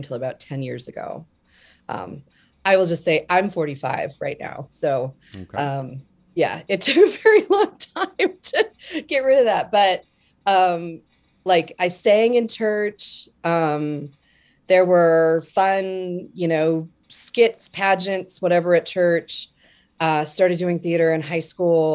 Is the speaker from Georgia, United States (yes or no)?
no; Denver, Colorado, United States; moved away as an adult; also born or lived in Montana; Born in Montana, but like a lot of from the age of 10 till about 10 years ago, I was in Colorado in the Denver area